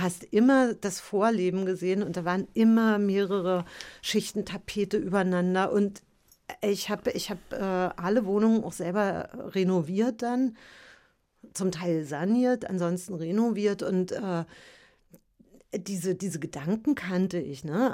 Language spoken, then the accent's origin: German; Berlin, Germany; also born or lived in Paris / Märkisch-Oderland; ich bin ja in der DDR aufgewachsen